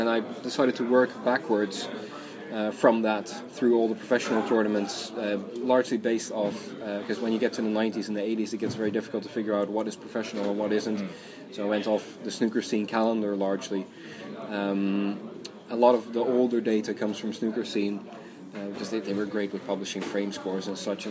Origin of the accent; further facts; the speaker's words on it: Netherlands; also born or lived in Ireland; now in Sweden; I'm from Holland originally, and via a few years in Ireland, I ended up in Sweden